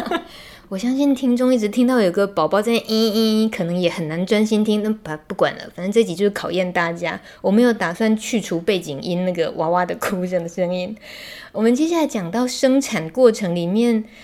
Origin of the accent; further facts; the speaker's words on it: Taiwan; 我们台湾人从小到大